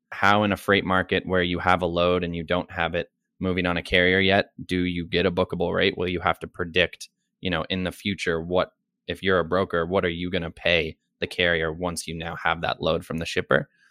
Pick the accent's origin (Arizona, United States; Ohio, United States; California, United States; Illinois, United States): Ohio, United States; Dayton; moved away as an adult; also born or lived in Colorado; now in New York City, United States; I grew up in Dayton, Ohio. that was pretty much most of my childhood, young adult life.